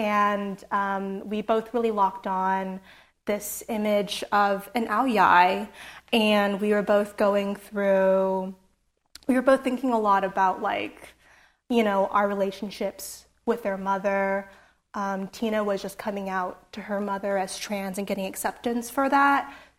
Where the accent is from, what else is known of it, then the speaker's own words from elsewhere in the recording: San Jose, California, United States; So growing up in San Jose, I grew up near Little Saigon, and my neighborhood was known for having a really strong Vietnamese community